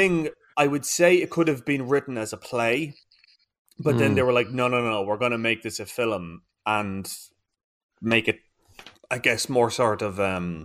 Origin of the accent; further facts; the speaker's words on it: Ireland; I think we as Irish people are so feckin' repressed at the best of times